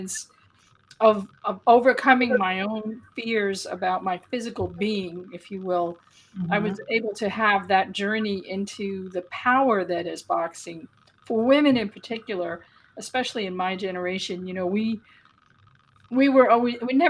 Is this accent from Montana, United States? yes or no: no; New York City, New York, United States; I grew up on the Lower East Side of Manhattan in the early 1960s